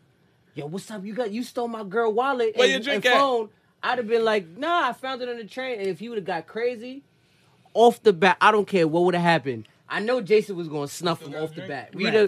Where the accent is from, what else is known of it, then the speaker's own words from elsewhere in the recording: New York, United States; I grew up in New York my whole life.